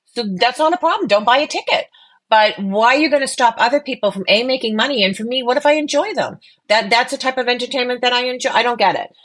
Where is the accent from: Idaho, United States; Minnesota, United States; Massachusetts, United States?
Massachusetts, United States; Boston; I'm Boston Irish